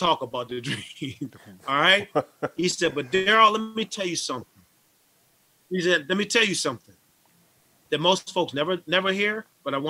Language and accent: English; Syracuse, New York, United States; moved away; my hometown to Syracuse